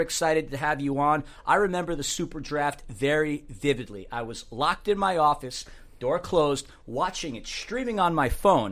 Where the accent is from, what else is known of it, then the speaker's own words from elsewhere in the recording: Germany; I'm from Germany